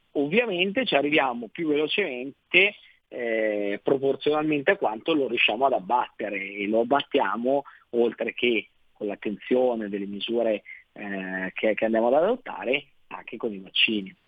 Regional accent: Lombardy, Italy; lo dico da Lombardo

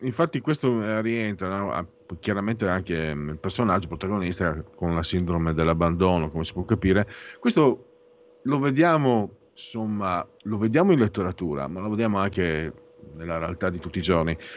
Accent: Italy; io vengo dal Friul Veneto

